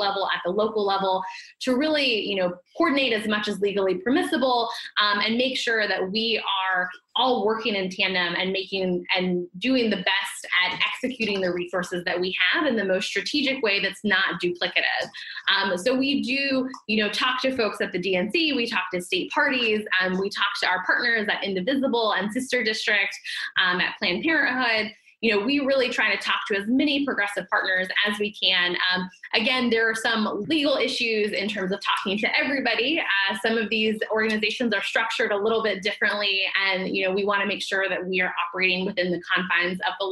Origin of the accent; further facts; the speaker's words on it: the South, United States; I am a Democrat from the South